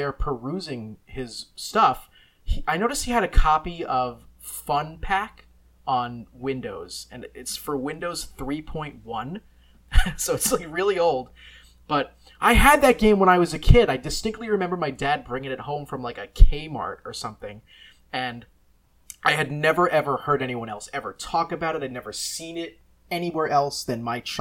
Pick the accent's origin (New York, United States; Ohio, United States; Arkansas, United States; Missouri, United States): New York, United States; Bay Shore; where I grew up in Bayshore on Long Island